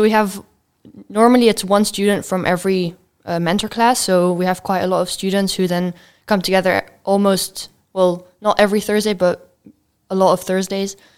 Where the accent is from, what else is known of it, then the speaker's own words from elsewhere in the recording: Belgium; now in Netherlands; I come from Belgium